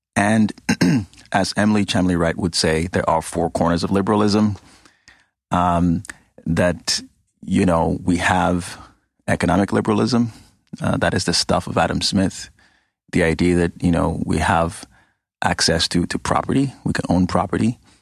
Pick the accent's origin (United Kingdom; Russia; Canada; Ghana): Ghana; moved away; I grew up in Ghana, West Africa.